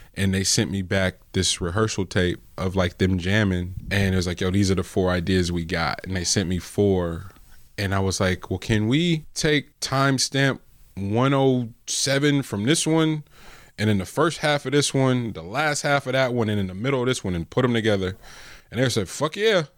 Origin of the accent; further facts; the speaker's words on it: the Bay Area, California, United States; I'm from the Bay.